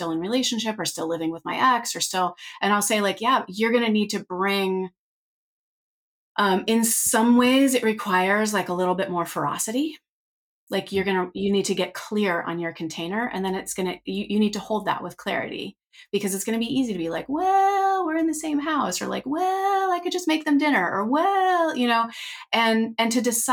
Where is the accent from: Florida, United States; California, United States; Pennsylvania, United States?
California, United States; Northern; I grew up in Northern California, but we lived up a dirt road